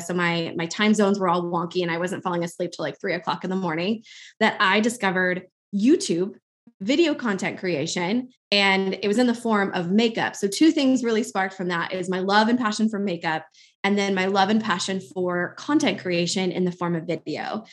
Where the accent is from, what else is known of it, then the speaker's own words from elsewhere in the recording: Albuquerque, New Mexico, United States; moved away as an adult; now in Milwaukee, United States; I'm actually originally from Albuquerque, New Mexico